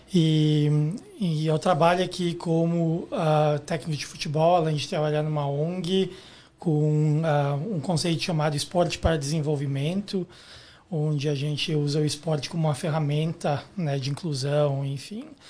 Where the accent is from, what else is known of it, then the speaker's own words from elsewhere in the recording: Guaporé, Rio Grande do Sul, Brazil; moved away as an adult; now in Canada; Eu sou do interior do Rio Grande do Sul, numa cidade chamada Guaporé